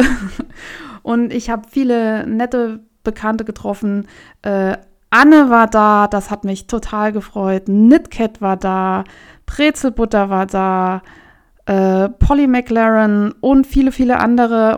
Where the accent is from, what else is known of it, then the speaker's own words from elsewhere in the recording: Germany; hier in Deutschland